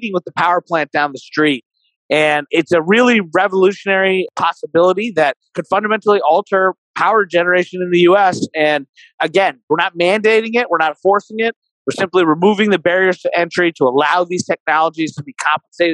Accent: Kentucky, United States; I'm a Republican from Kentucky, from coal country

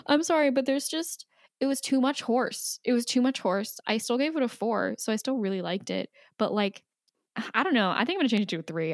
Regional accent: United States; as an American

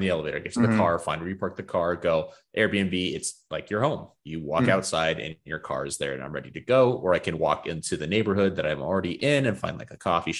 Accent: Arizona, United States; I'm from Arizona.

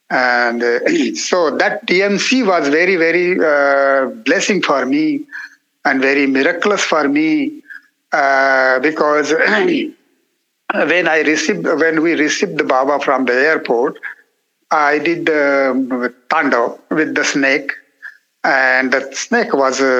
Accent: India; first language Marathi; English is a second language; because of my mother tongue is my natural tongue is Marathi.

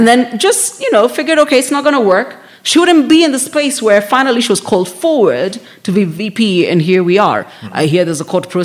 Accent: Nairobi, Kenya; I grew up in South B

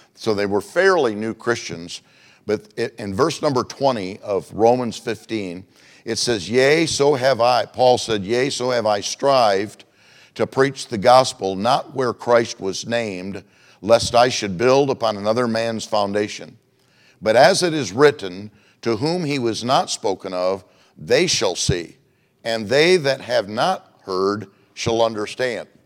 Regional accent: Michigan, United States; moved away as an adult; also born or lived in Globe, Arizona; now in Phoenix, United States; I was from Michigan

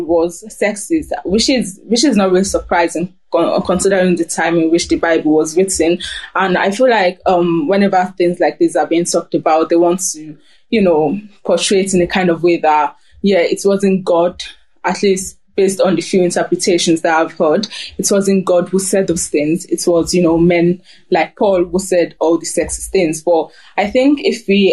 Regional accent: Germany; I grew up in Germany

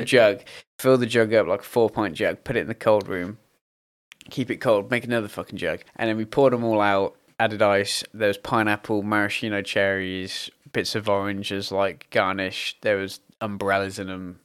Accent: United Kingdom; we as British people

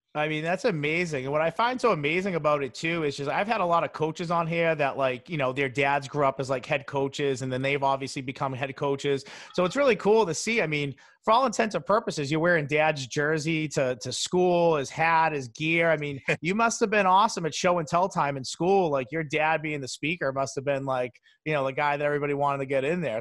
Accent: Boston, Massachusetts, United States; my hometown Boston

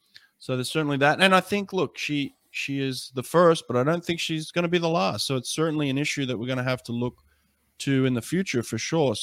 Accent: Australia; moved away as an adult; now in United States; I'm an American now, but I grew up Australian. I represented Australia at two Olympics

